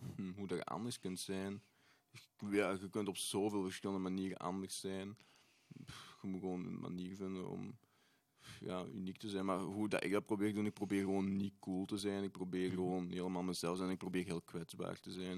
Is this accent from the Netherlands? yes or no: no; Tessenderlo, Flanders, Belgium; Ik ben ook van Tessenderlo